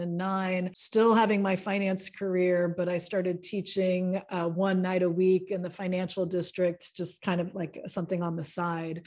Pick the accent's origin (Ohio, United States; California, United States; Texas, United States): California, United States; San Francisco; moved away as an adult; now in Athens, Greece; I'm American. I'm from San Francisco, California.